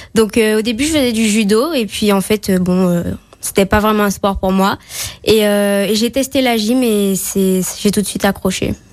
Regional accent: Fort-de-France, Martinique; also born or lived in Balata, Martinique; now in Saint-Étienne, France; je suis née à Fort-de-France. j'ai vécu à Balata, et et en ce moment, j'habite à Tartane

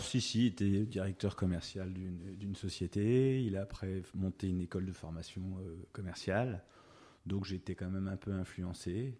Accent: Hauts-de-Seine, Paris region, Île-de-France, France; also born or lived in Rueil-Malmaison / Boulogne-Billancourt; now in Saint-Cloud, France; je suis de la région parisienne, euh, je suis des Hauts-de-Seine

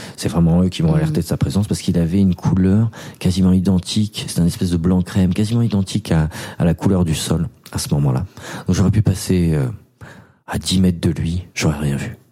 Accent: France; j'ai 28 ans, je viens de France.

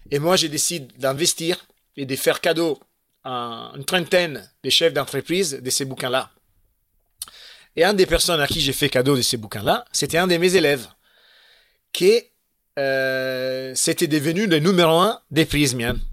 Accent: Italy; Un autre plan un peu euh, comme ça, les plans qui sont chez nous en Italie, un Twister.

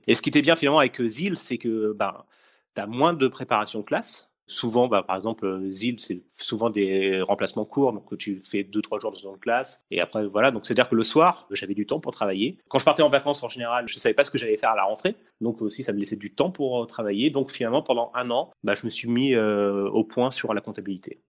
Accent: Essonne, Île-de-France, France; je suis de l'Essonne pour pour les gens qui nous écoutent. Donc je suis de l'Essonne

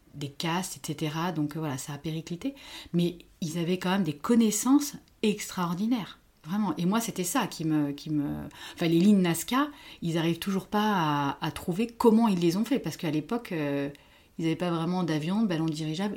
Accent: Paris, Île-de-France, France; je viens de Paris, je suis française

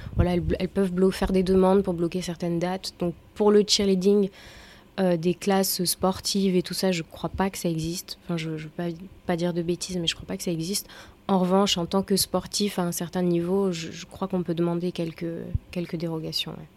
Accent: Auvergne-Rhône-Alpes, France; je suis auvergnate, je suis une bonne auvergnate de souche

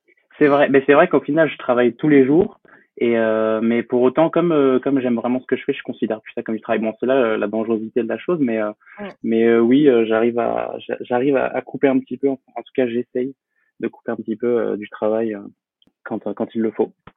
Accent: Poitiers, Nouvelle-Aquitaine, France; je suis originaire de Poitiers, dans la Vienne. J'ai euh, j'ai grandi donc là-bas

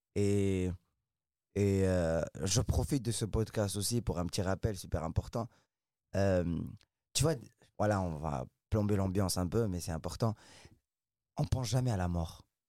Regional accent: Casablanca, Casablanca-Settat, Morocco; moved away as an adult; now in France; j'ai grandi au Maroc à Casablanca à Casablanca au Maroc

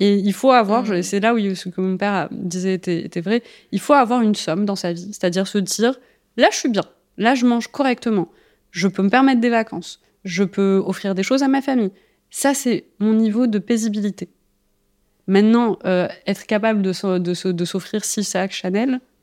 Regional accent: Algeria; moved away; alors moi je suis née en Algérie

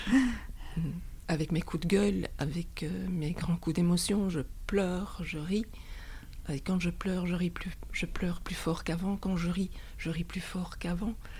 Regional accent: Belgium; chez nous en Belgique

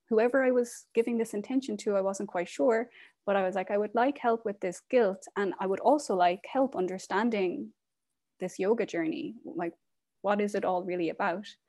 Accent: Ireland; moved away as an adult; now in Portland, United States; I am originally from Ireland. I am currently living in Portland, Oregon

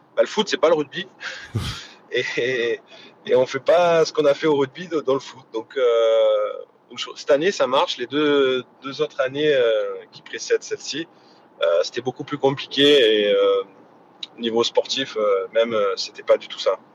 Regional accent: Hyères, Provence-Alpes-Côte d'Azur, France; also born or lived in Saint-Étienne; Je suis dans ma ville natale. Ma famille, euh, mes amis dans le sud

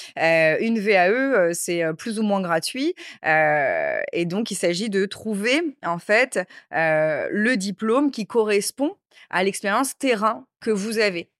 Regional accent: Créteil, Île-de-France, France; also born or lived in Corsica / Bastia; d'où je viens, j'ai grandi à Créteil, à Paris.

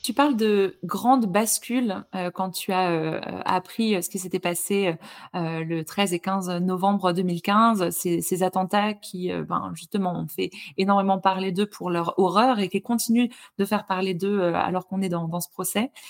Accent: Lorraine, Grand Est, France; moved away; je viens de Lorraine à la base

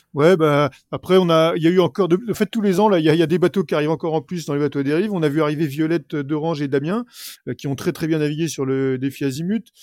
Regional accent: Normandy, France; On est quelques coureurs normands

